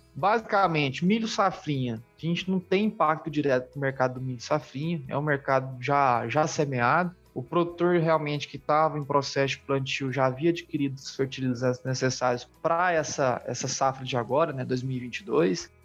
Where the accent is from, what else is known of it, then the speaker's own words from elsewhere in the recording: Brazil; nós como brasileiros